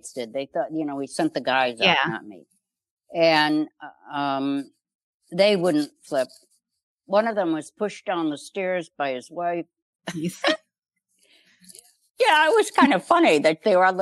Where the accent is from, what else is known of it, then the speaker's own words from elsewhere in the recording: Chicago, Illinois, United States; I grew up in Chicago.